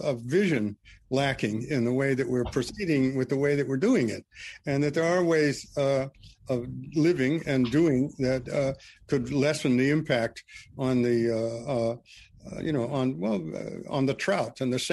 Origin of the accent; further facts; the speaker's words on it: Missoula, Montana, United States; also born or lived in Vancouver Island; my hometown, Missoula